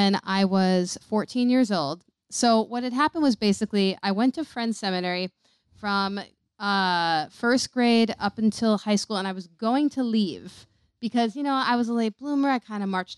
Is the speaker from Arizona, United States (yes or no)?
no; New York City, New York, United States; I grew up in New York City